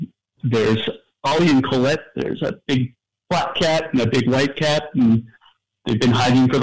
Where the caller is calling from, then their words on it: Pacific Grove, California, United States; I'm calling from Pacific Grove, California.